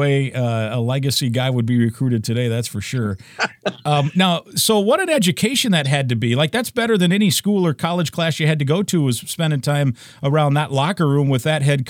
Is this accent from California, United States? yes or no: no; Iowa, United States; moved away as an adult; also born or lived in St. Louis; I grew up in Iowa.